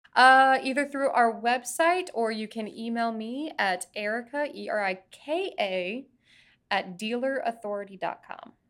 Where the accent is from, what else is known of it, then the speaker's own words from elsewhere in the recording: Florida, United States; I was growing up in Florida